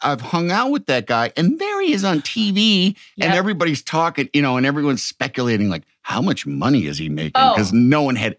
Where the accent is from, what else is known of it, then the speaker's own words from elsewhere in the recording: Chicago, Illinois, United States; I'm from Chicago.